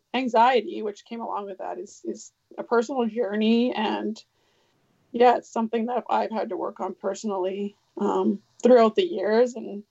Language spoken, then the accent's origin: English; Champagne and Aishihik First Nations, Yukon, Canada; I'm from the Champagne Ajax First Nation in the Yukon, Southern Toshone